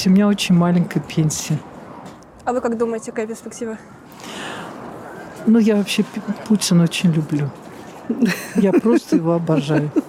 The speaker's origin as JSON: {"language": "Russian", "region": "Saint Petersburg", "country": "Russia", "said": "Допустим, я бы сейчас, я из Санкт-Петербурга сама, я бы сейчас нынешнее руководство Петербурга поменяла бы."}